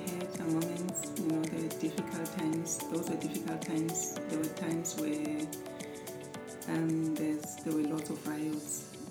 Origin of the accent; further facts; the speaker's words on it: Johannesburg, Gauteng, South Africa; I was born in South Africa, Johannesburg, Soweto. Um, the third child.